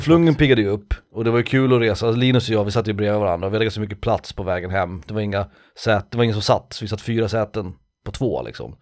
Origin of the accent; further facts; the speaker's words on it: Sweden; jag är svensk